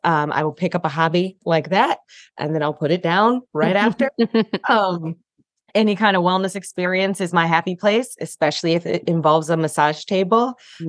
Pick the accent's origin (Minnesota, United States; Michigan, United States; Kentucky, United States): Michigan, United States; Detroit; now in Charlotte, United States; I live in Charlotte. I'm originally from Detroit and have been a domestic nomad in between.